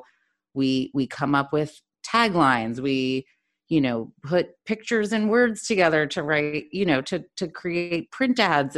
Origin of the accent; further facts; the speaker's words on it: New York, United States; moved away as an adult; now in Sydney, Australia; I was born and raised in New York, also working in advertising, where I met Deb, as she said, 14 years ago. Been there my whole entire life up until recently. I now am living in Sydney. Yes, Sydney as in Australia.